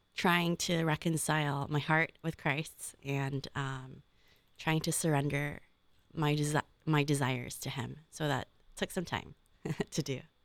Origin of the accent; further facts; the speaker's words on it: Oakland, California, United States; now in Columbus, United States; I'm from Northern California, right, uh, Oakland Diocese